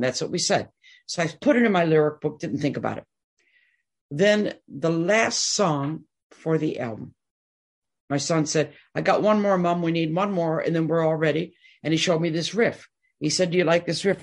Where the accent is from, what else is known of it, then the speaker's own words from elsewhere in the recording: Detroit, Michigan, United States; I'm born and raised in Detroit